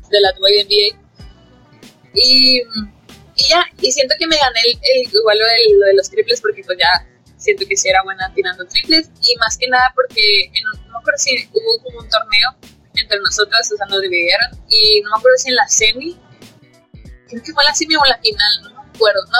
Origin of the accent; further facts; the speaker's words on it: Sonora, Mexico; moved away; also born or lived in Monterrey; Las tres somos de Sonora